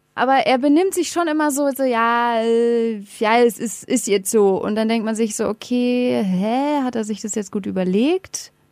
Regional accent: Berlin, Germany; ich komme aus Berlin

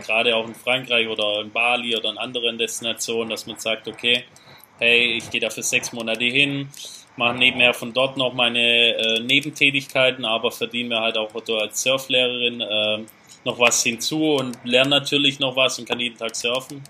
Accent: Germany; als, als Deutsche oder auch Europäer so, ja. so von klein auf so getrimmt sind

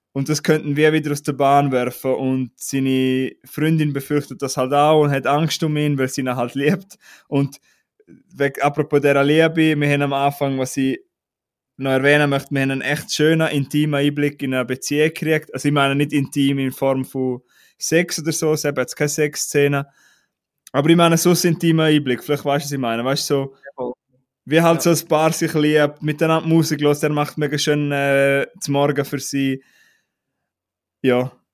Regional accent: Switzerland; bei uns in der Schweiz

